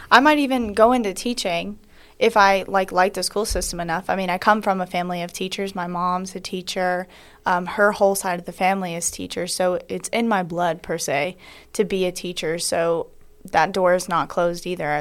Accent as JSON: {"language": "English", "town": "Locust Grove", "region": "Georgia", "country": "United States", "said": "I'm from Locust Grove, Georgia, but my family currently lives in Macon, so I am from Georgia."}